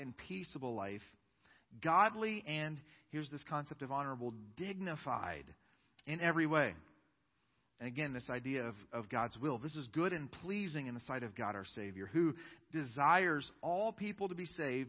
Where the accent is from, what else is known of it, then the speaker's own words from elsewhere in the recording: United States; I am an American